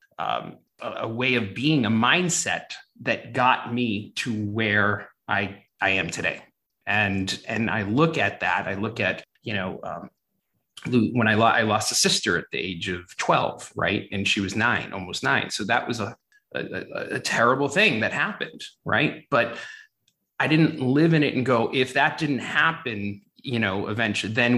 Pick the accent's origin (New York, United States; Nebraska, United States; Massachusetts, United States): Massachusetts, United States; Brockton; growing up in Boston or south of Boston in a town called Brockton